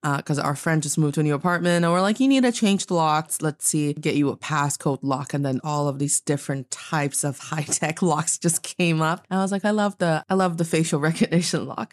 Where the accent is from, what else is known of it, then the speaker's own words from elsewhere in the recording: Northeast China, China; now in Beijing, China; my hometown in the northeast part of China